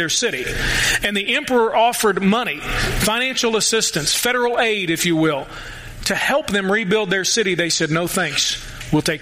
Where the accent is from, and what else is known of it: United States